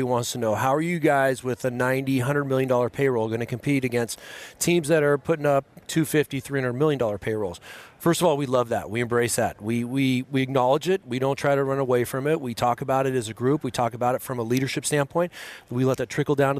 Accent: Los Angeles, California, United States; moved away as an adult; I'm so proud of the San Fernando Valley where I grew up. I grew up in Encino, went to a tiny prep school called Montclair Prep in Van Nuys, California

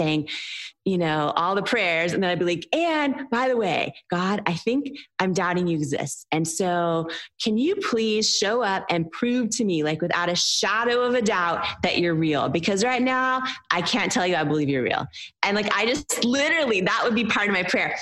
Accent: Seattle, Washington, United States; I was raised in the Seattle area

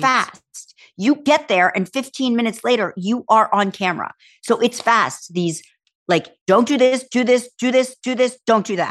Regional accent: Berlin, New Jersey, United States; I was from Berlin, New Jersey

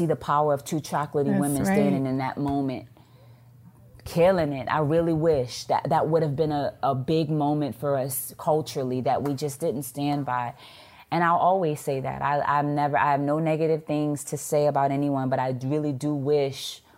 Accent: New Orleans, Louisiana, United States; I'm from New Orleans

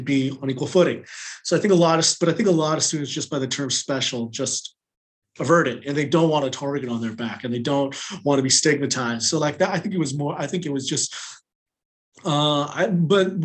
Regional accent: California, United States; moved away as an adult; also born or lived in North Carolina; now in Washington, D.C., United States; I grew up in California, but then I went to North Carolina

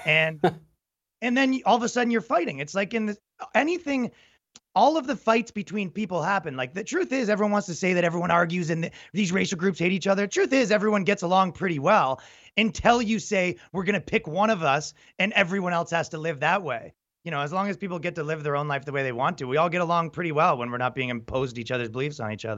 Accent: Toronto, Ontario, Canada; I'm from Canada and, and Toronto, right? So it's like, you know, you kind of grow up in a liberal metropolitan

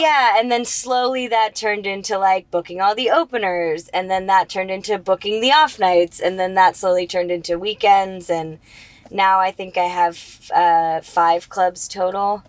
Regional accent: Charlotte, North Carolina, United States; find the club in my hometown

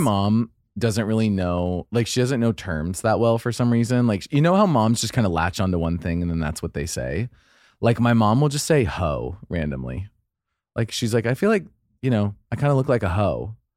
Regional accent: Idaho, United States; I'm from Idaho

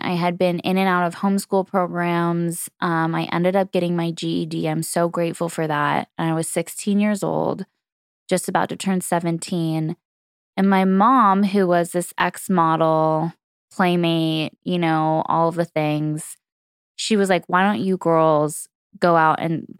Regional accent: California, United States; So for me, I grew up in Southern California, and it was really an interesting time in the 90s.

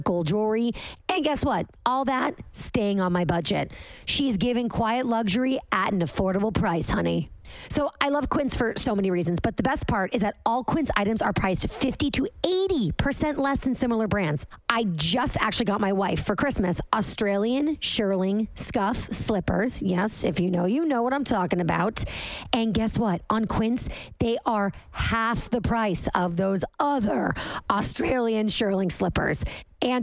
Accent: Boston, Massachusetts, United States; now in New York City, United States; I'm from Boston

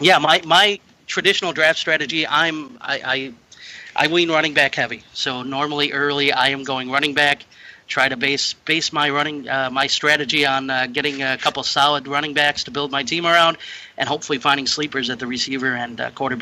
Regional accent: southern Wisconsin, United States; I am from southern Wisconsin, currently living near a right kind of near the border of Illinois and Wisconsin

